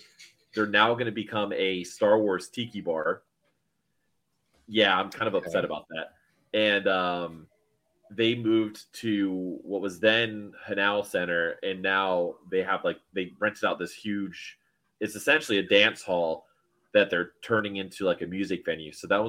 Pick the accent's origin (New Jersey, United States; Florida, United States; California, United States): Florida, United States; Miami; cause I grew up in Miami during the Eulogy Records era.